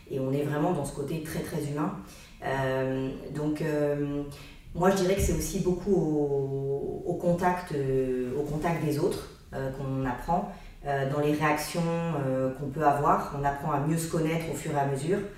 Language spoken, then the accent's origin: French; Lyon, Auvergne-Rhône-Alpes, France; also born or lived in Aix-en-Provence; mais on peut dire que je suis originaire plutôt de Lyon et de la région d'Aix-en-Provence, où ben, c'est là où j'ai ma famille aujourd'hui